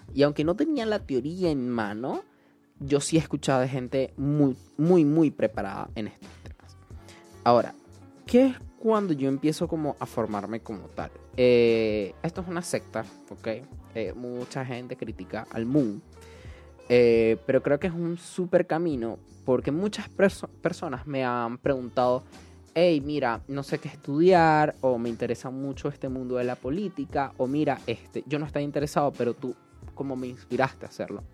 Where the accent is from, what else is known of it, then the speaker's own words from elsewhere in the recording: Venezuela; estábamos tan unidos como venezolanos